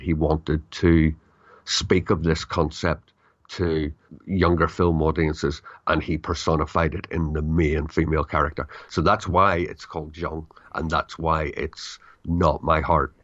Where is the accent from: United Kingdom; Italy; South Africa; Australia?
United Kingdom; I'm British